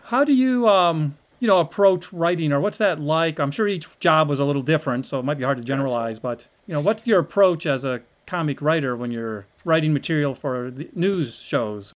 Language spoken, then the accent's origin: English; Ohio, United States; moved away as an adult; I'm from Ohio